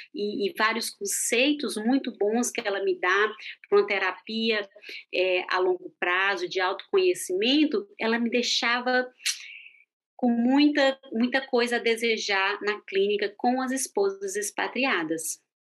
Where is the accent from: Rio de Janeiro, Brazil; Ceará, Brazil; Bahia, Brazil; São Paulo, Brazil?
Ceará, Brazil; Fortaleza; moved away as an adult; also born or lived in Brasília / United States / Thailand; now in Switzerland; Eu sou de Fortaleza